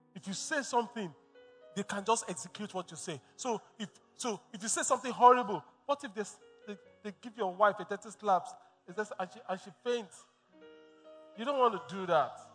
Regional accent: Lagos, Nigeria; born and bred in Lagos

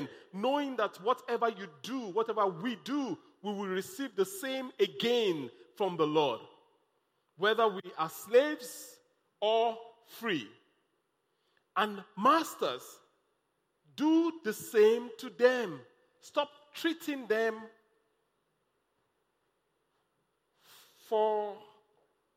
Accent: Nigeria; also born or lived in Lagos

